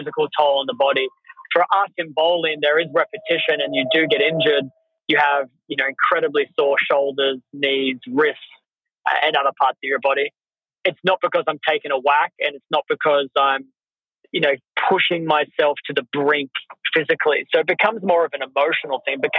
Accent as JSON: {"language": "English", "country": "Australia", "said": "I'm from Australia"}